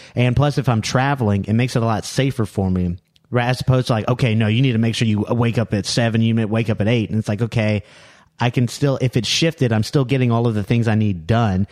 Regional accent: Louisiana, United States; I'm from New, I'm from, uh, New Orleans

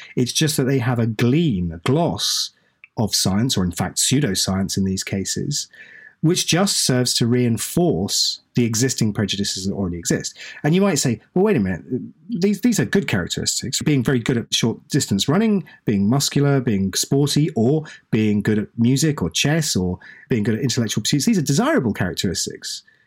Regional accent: East Anglia, East of England, United Kingdom; I'm, I'm British. I was born in East Anglia.

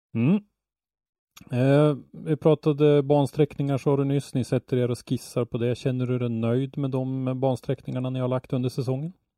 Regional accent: Ånge, Västernorrland County, Sweden; Jag är ju uppvuxen i Ånge som ligger bara 10 mil från Östersund

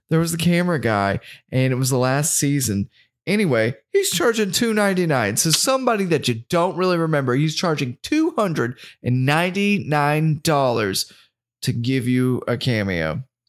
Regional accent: the South, United States; we're from the South

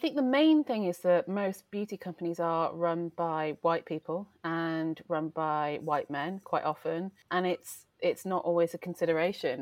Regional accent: Wales, United Kingdom; moved away as an adult; now in London, United Kingdom; I grew up in Wales, and it's a very strong culture

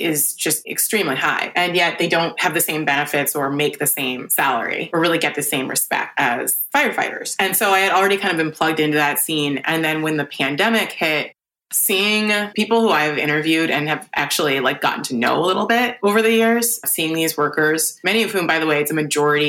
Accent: New York City, New York, United States; a New Yorker

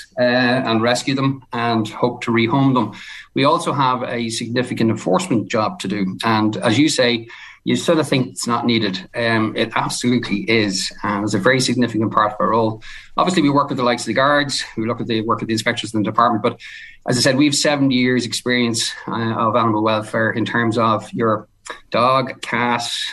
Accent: Tullyallen, County Louth, Ireland; also born or lived in Dublin; now in Drogheda, Ireland; born and bred Tully Allen, went to Tully Allen National School

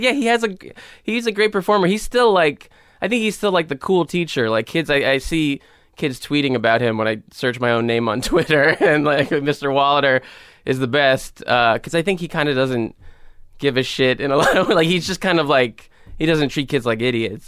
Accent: New York City, New York, United States; also born or lived in Pelham, New York; I grew up in the Bronx and then, uh, my family moved to a town called Pelham when I was, like, thirteen or fourteen.

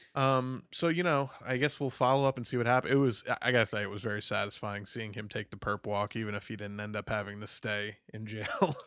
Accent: New York, United States; I'm from New York, we have, we all talk like fucking weirdos

